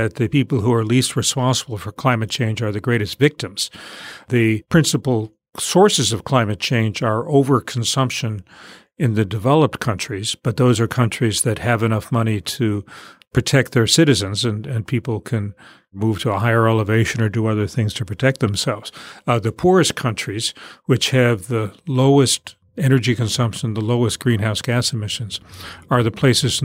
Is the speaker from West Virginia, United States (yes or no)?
yes; Charleston, West Virginia, United States; moved away; also born or lived in New York; I was a kid growing up in Charleston, West Virginia, which is a town that is dominated by the chemical industry